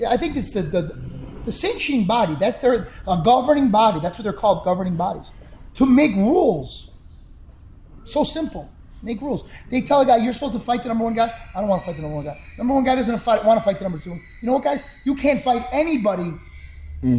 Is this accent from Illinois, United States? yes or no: yes; Chicago, Illinois, United States; I come from Chicago